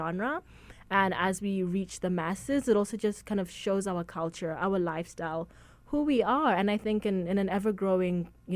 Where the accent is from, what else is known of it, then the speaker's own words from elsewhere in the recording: Zimbabwe; moved away; I'm actually Zimbabwean. I'm not South African.